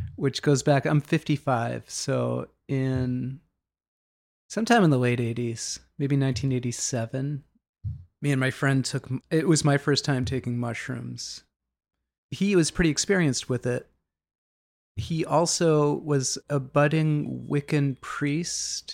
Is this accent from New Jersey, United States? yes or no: no; Boston, Massachusetts, United States; also born or lived in Dorchester; always in the Boston area. Like, I was born in Dorchester, and then my family moved quite a bit when I was young